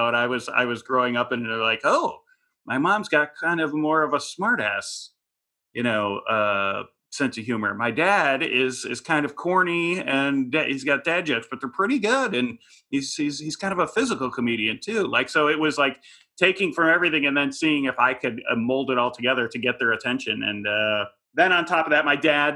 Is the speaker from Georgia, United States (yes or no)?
no; Chicago, Illinois, United States; moved away as an adult; also born or lived in San Francisco; now in Los Angeles, United States; It was a suburban Chicago, probably lower middle class family